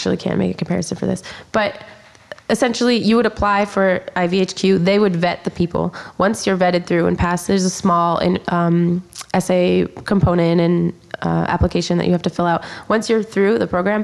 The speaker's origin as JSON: {"language": "English", "town": "Philadelphia", "region": "Pennsylvania", "country": "United States", "said": "I'm from Pennsylvania originally and then went to Temple."}